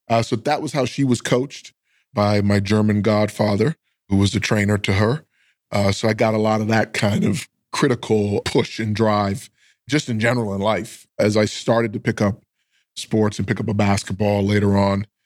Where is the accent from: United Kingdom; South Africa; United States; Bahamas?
Bahamas; moved away; I grew up in the islands of the Bahamas, which is off the coast of Miami.